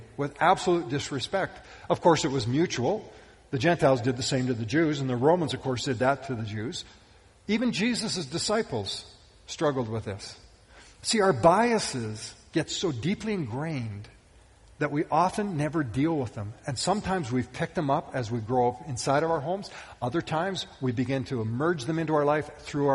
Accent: Western Canada, Canada; I can remember growing up, I grew up in Western Canada

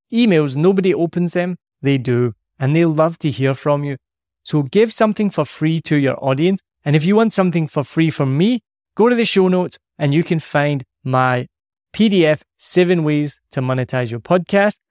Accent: Scotland, United Kingdom; I'm Scottish

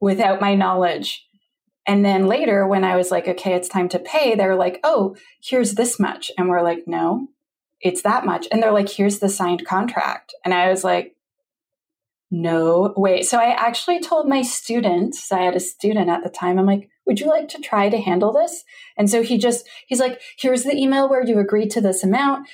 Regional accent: Canada; I'm a Canadian

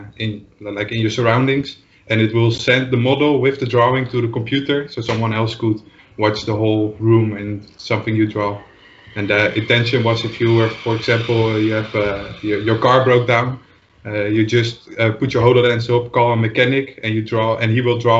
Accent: Netherlands; English is a second language; I'm from the Netherlands, as you might can hear.

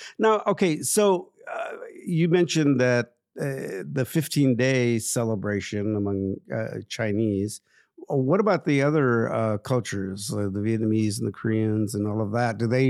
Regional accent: Mexico; I'm Mexican.

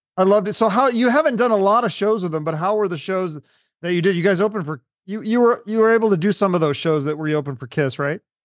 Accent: Washington, United States; I'm from Washington

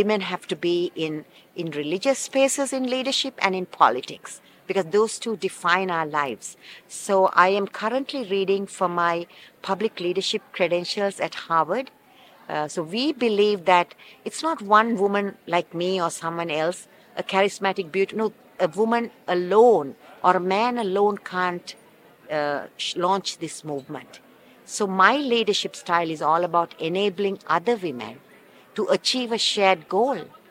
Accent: Sri Lanka; now in Los Angeles, United States; I am originally from Sri Lanka, but now I live in Los Angeles.

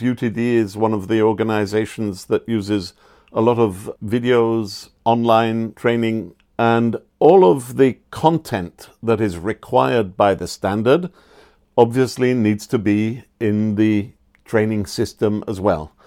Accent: England, United Kingdom; now in Austria; I grew up in England

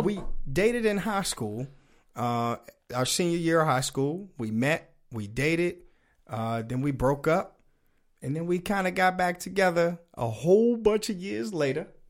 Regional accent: United States; accent: DMV; dude from the, the D M V, uh, major metropolitan area. So I got that, uh, accent in here.

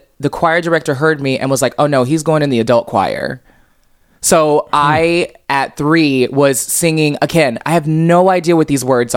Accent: Cape Girardeau, Missouri, United States; moved away as an adult; now in Provincetown, United States; I grew up in Missouri

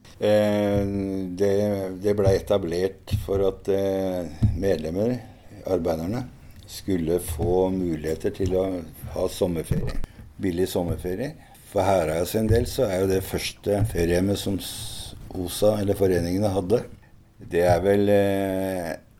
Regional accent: Hønefoss, Buskerud, Norway; Og jeg er jo fra Hønefoss

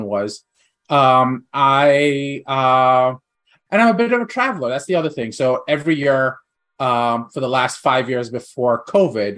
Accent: India; moved away; I grew up in India. I spent the first half of my life in India.

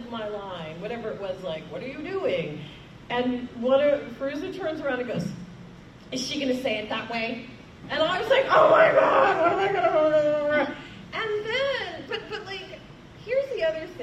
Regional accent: New York City, New York, United States; as a New Yorker

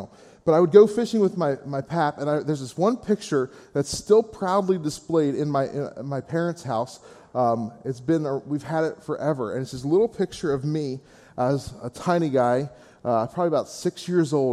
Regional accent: Gettysburg, Pennsylvania, United States; I'm originally from the Gettysburg area

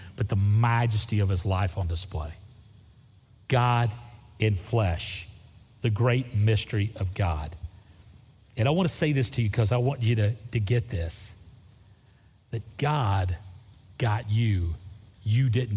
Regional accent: Florida Panhandle, United States; I grew up on the Gulf Coast of Florida. The Panhandle of Florida is a beautiful place

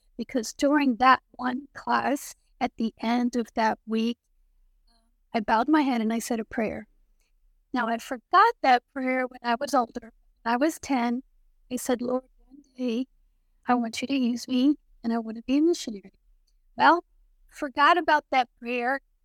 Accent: Florida, United States; moved away as an adult; also born or lived in New Jersey / Puerto Rico; now in Haiti; I grew up in Florida, uh, when I was younger, I lived in Puerto Rico

